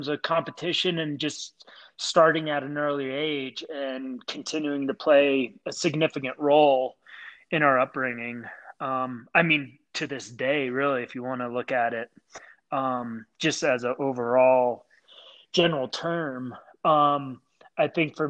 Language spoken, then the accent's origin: English; Clarks Summit, Pennsylvania, United States; being around in the pit with the football field and Clark Summit. I mean, that was our world, and it was awesome